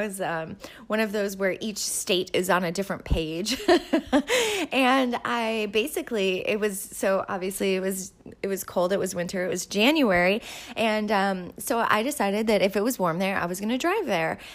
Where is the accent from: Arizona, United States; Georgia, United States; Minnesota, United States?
Minnesota, United States; Winona; moved away as an adult; also born or lived in Saint Cloud, Minnesota; I'm from Minnesota. I grew up here. I grew up in southern Minnesota, a little place called Winona.